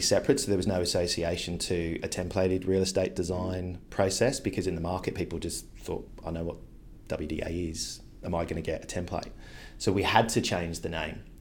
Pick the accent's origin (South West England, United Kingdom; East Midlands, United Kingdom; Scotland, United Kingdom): South West England, United Kingdom; Devon; moved away as an adult; also born or lived in South Africa; now in Sydney, Australia; I went back to the U K with my mum, my brother, grew up in Devon in England